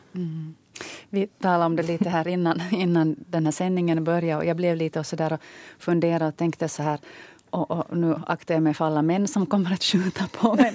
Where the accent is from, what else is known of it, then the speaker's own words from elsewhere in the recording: Ostrobothnia, Finland; moved away; jag som själv kommer från Österbotten